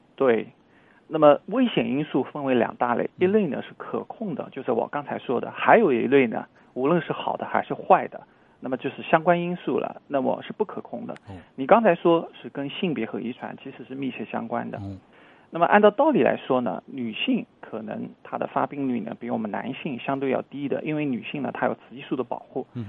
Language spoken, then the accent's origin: Chinese; China; 作为我们中国人来说